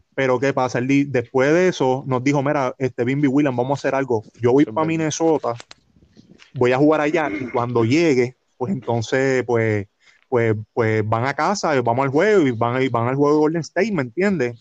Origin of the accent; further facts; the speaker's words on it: Trujillo Alto, Puerto Rico; aquí en Trujillo Alto, que es el pueblo donde yo toda mi vida he vivido